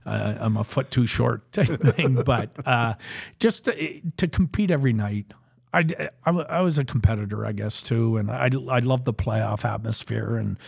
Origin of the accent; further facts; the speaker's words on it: Alberta, Canada; and then we're both Westerners from Alberta, and we kind of grew up in the same kind of atmosphere and things like that.